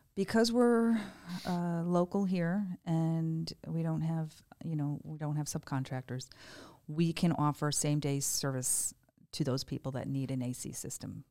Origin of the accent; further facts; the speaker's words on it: Greenwich, Connecticut, United States; moved away as an adult; also born or lived in Stamford, Connecticut; now in Estero, United States; I grew up in Greenwich